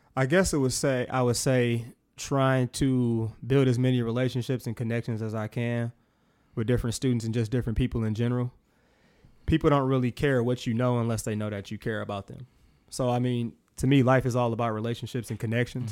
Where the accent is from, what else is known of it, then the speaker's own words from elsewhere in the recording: Milwaukee, Wisconsin, United States; born and raised in Milwaukee, Wisconsin.